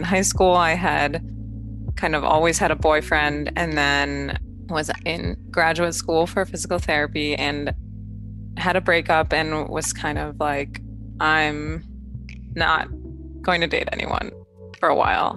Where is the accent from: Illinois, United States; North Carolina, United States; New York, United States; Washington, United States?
New York, United States; Buffalo; now in United Kingdom; I'm from Buffalo, New York in America